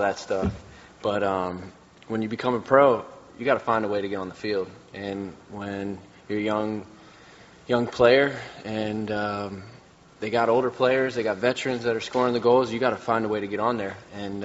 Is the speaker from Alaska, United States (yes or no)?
no; Maryland, United States; growing up in Maryland